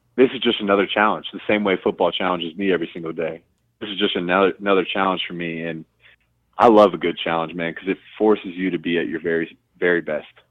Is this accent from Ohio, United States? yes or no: yes; Columbus, Ohio, United States; I'm a kid from Columbus, Ohio